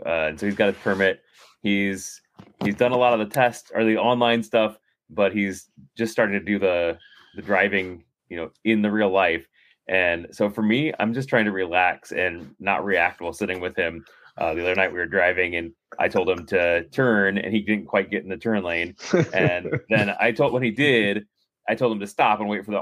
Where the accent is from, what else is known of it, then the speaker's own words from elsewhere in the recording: Indiana, United States; I'm from Indiana.